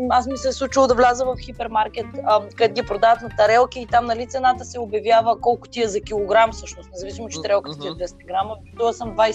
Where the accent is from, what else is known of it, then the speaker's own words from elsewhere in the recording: Varna, Varna Province, Bulgaria; Но аз съм си от Варна, може би да го оставим софийския диалект и да си говоря на варненско.